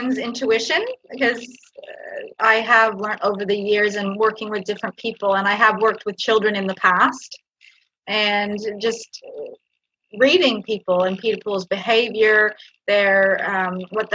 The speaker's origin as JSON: {"language": "English", "country": "Canada", "tie": "born or raised there", "moved": "yes", "lives_now": "Australia", "said": "I come from Canada originally, grew up in Canada, but I was born in Australia, and now I live back in Australia"}